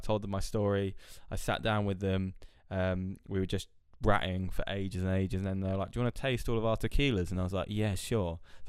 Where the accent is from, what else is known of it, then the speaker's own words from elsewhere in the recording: Oxford, South East England, United Kingdom; I think it's just because of where I'm from growing up. I'm not from Chelsea, by the way. I'm from Oxford, but they all sound the same as me.